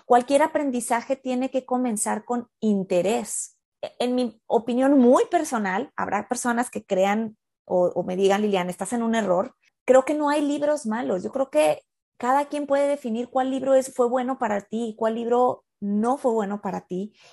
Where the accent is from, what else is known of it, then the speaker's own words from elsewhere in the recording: Mexico; now in United States; yo soy mexicana, yo vivo en Estados Unidos.